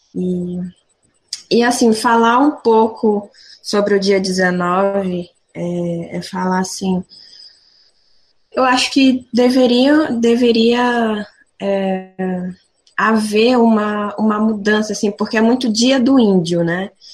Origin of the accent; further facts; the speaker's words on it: São Gabriel da Cachoeira, Amazonas, Brazil; moved away as an adult; now in Limeira, Brazil; Eu sou de São Gabriel da Cachoeira, eu sou da etnia Baré